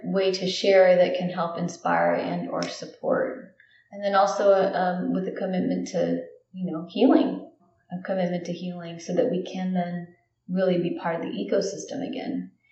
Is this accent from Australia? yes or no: no; Guam; moved away; I grew up in where I'm from Guam